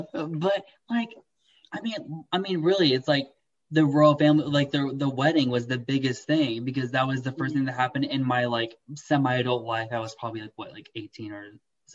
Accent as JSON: {"language": "English", "region": "Texas", "country": "United States", "tie": "born or raised there", "said": "I'm an American. I grew up in Texas."}